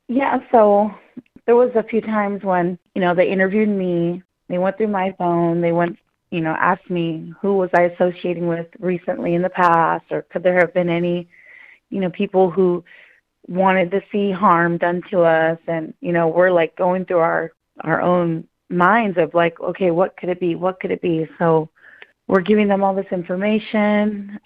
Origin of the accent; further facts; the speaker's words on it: Mendocino coast, Northern California, United States; I come from the Mendocino coast, and that's up north